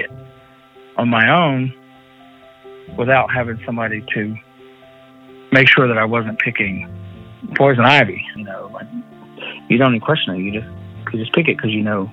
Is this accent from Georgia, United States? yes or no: no; Cherokee, North Carolina, United States; being an Indian here in Cherokee, because that's how I was raised by my grandma and my mom